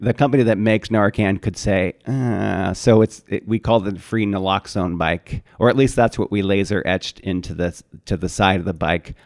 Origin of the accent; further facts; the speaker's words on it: Syracuse, New York, United States; moved away; I grew up in Syracuse, New York